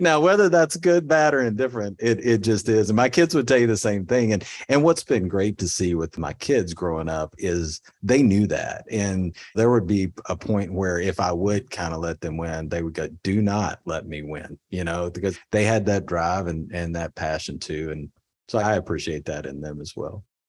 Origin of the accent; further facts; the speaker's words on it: Kentucky, United States; I grew up in Kentucky